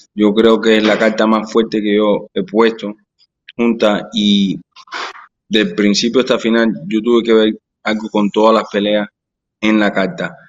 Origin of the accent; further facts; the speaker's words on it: Florida, United States; first language Spanish; yo soy de Florida y Florida me adora a mí